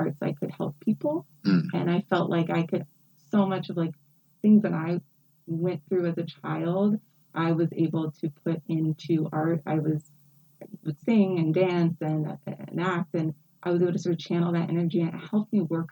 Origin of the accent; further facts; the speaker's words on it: West Virginia, United States; now in Philadelphia, United States; I'm originally from West Virginia. So I'm born and raised in West Virginia